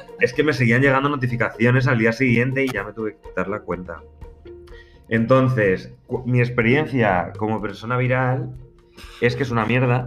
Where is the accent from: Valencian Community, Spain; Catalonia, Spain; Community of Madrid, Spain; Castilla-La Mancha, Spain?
Community of Madrid, Spain; Madrid; somos dos madrileños